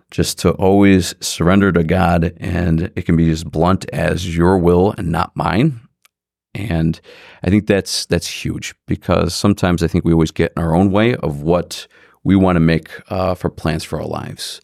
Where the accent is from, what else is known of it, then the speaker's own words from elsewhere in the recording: Independence, Ohio, United States; also born or lived in Parma, Ohio; for grade school, I went to Saint Michael's in Independence. And then I went there for high school, also Independence High School